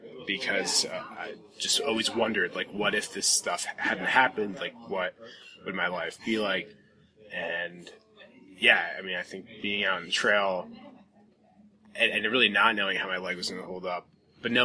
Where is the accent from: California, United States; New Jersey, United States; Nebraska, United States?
New Jersey, United States; Jackson; moved away; I'm originally from New Jersey, Jackson, New Jersey, sort of coastal area